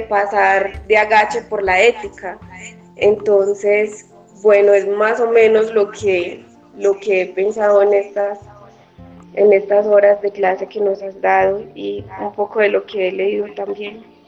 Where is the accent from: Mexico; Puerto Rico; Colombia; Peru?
Colombia; como colombianos